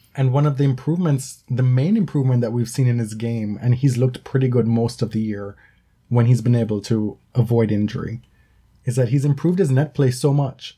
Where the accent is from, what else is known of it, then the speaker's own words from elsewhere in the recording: Jamaica; moved away as an adult; now in North America; I lived in Jamaica for the first 18 years of my life. And I've been in North America now for I guess I'm going to date myself now for 13 years.